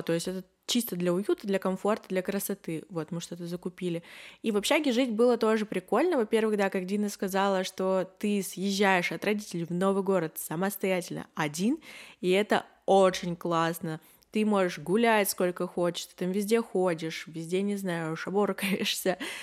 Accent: Yekaterinburg, Sverdlovsk Oblast, Russia; мне двадцать один, и я из Екатеринбурга

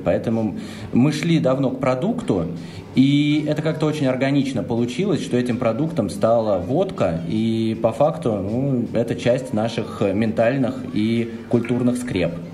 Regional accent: Russia; мы, ребята из России

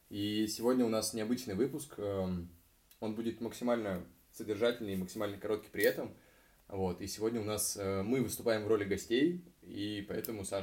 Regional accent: Moscow Oblast, Russia; Мы из Подмосковья мы прибираемся, ну, почти из Подмосковья подбираемся к центру.

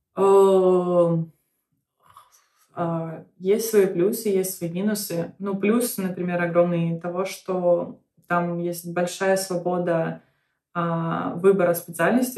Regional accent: Belarus; now in United States; в Беларуси, то есть откуда я родом

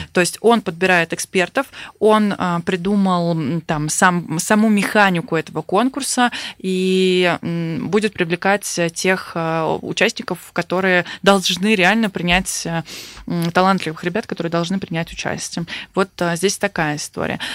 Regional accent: Saint Petersburg, Russia; я вот сама из Санкт-Петербурга

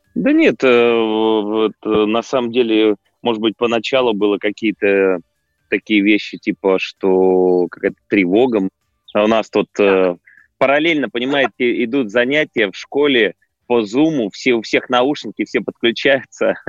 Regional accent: Tomsk, Tomsk Oblast, Russia; now in Moscow, Russia; Я наконец-то привез э, спектакль а, в Томск, э, в родной

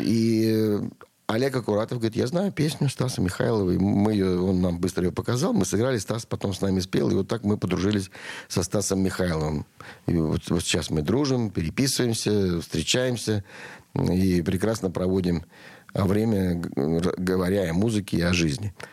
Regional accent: Russia; я из России в любом месте.

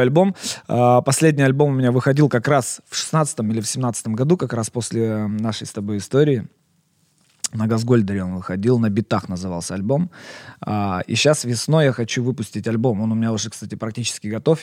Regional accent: Perm, Perm Krai, Russia; я вообще такой, знаешь, патриот, во-первых, своего города Пермь, я вообще никогда в жизни не стеснялся, я всегда говорил, что я пермяк, я из Перми

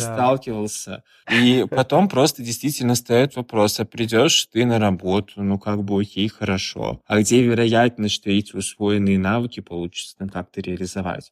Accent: Kazan, Tatarstan, Russia; moved away as an adult; now in Saint Petersburg, Russia; я сам из Казани

